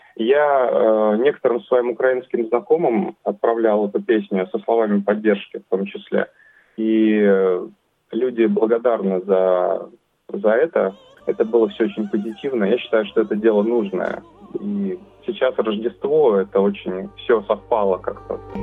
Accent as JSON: {"language": "Russian", "country": "Russia", "moved": "yes", "lives_now": "Sydney, Australia", "said": "Я сам из России"}